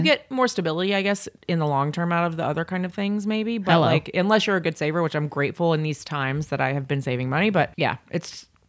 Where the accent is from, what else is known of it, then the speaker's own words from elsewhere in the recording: the South, United States; I grew up in the South, but I went to college in Boston and then had always planned on staying out there